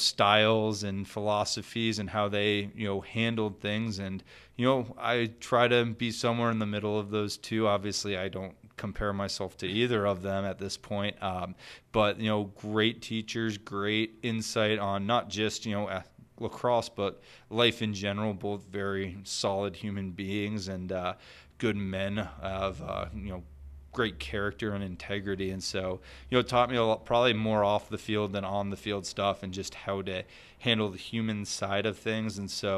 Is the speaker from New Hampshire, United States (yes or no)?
yes; New Hampshire, United States; Yes, yeah, so I grew up in New Hampshire, so I was around the sport quite a bit growing up.